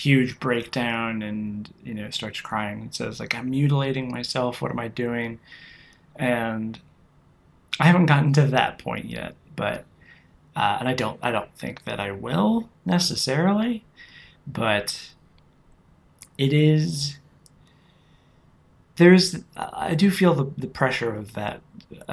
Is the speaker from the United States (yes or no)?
yes; United States; as an American who does not speak Italian